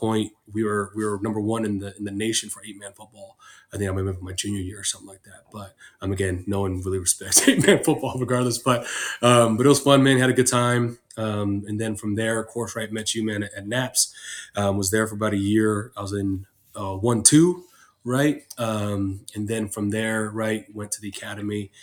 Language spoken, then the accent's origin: English; San Diego, California, United States; I'm from San Diego, born and raised.